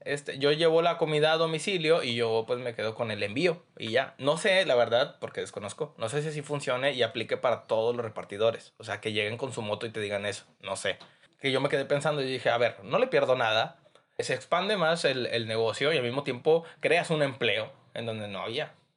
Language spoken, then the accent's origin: Spanish; Mexico; yo como mexicano